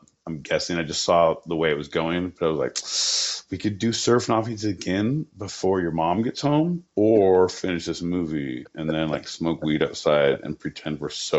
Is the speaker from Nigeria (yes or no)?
no; California, United States; I'm from Southern California.